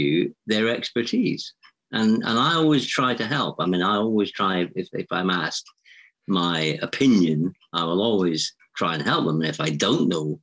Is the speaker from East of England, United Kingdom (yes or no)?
no; Edinburgh, Scotland, United Kingdom; I grew up in Edinburgh